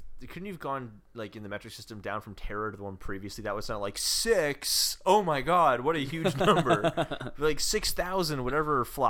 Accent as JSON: {"language": "English", "country": "United States", "said": "New York City, New York City. I'm from America."}